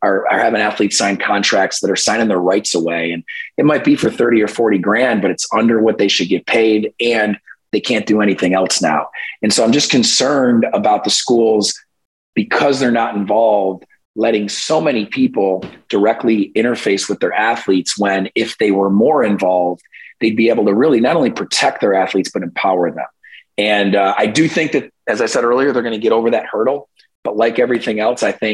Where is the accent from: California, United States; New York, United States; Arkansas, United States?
New York, United States; Binghamton University in my home state of New York